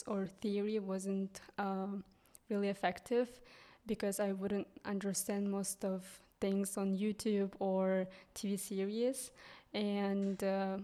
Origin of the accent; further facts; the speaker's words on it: southern Kyrgyzstan, Kyrgyzstan; first language Kyrgyz; English is a second language; moved away as an adult; also born or lived in United States; now in Hungary; I'm from Kyrgyzstan, and I'm also actually from southern part, which is pretty small village.